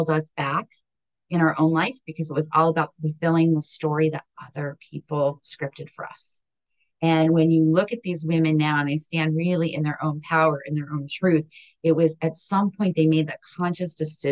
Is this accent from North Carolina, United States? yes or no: no; Hazleton, Pennsylvania, United States; now in Maryland, United States; I come from the global metropolis of Hazleton, Pennsylvania